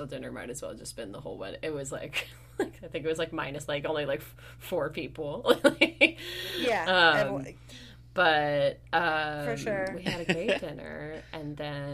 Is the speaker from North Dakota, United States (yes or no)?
no; Sonoma, California, United States; moved away; my hometown of Sonoma, California.